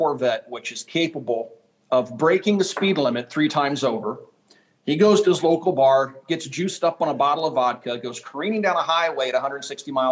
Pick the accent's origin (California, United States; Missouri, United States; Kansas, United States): Kansas, United States; as a kid growing up in Kansas